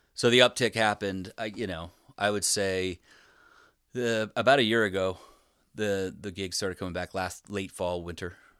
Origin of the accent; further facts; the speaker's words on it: Spokane, Washington, United States; moved away as an adult; also born or lived in Bellingham, Washington; now in Philadelphia, United States; I grew up in Spokane, Washington, and I moved to Philly